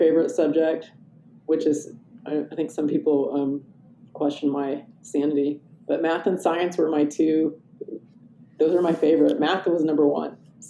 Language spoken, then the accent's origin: English; Midwest, United States; also born or lived in Oklahoma / New Mexico / Nebraska / Wyoming; I grew up kind of all around the Midwest. So I was born in Oklahoma, and then we moved to New Mexico and Nebraska and Wyoming.